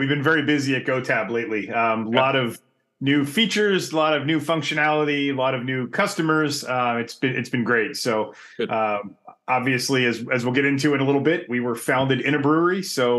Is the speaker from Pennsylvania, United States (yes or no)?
yes; Havertown, Pennsylvania, United States; moved away; So I grew up in Havertown, Pennsylvania, right outside of Philly, or just outside of Philly